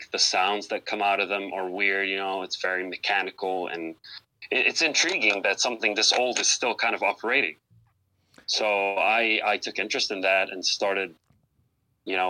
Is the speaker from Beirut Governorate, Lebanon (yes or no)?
yes; Beirut, Beirut Governorate, Lebanon; moved away as an adult; now in Cleveland, United States; I was born in Cleveland, but I was raised in Beirut, Lebanon. You know, I grew up over there, spent all of my adult years and childhood over there